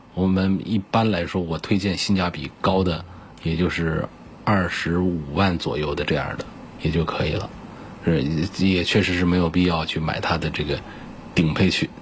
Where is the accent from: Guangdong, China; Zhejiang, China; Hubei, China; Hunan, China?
Hubei, China; 我们湖北这边